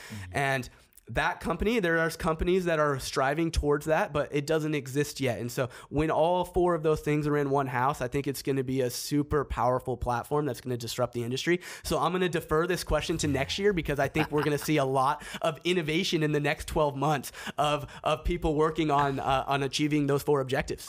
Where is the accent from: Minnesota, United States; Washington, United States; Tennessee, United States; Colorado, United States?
Washington, United States; Seattle; I'm from Seattle.